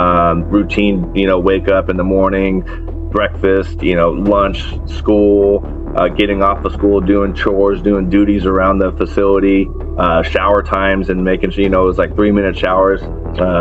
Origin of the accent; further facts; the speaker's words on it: San Diego, California, United States; also born or lived in Texas; I got back to San Diego when I turned 8, and I've been here ever since